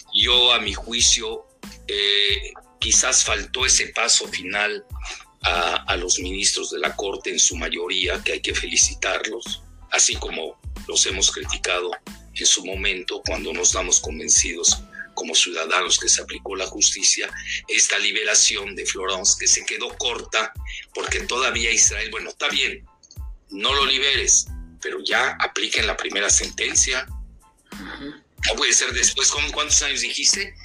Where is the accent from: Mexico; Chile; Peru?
Mexico; Yucatán; somos adictos los yucatecos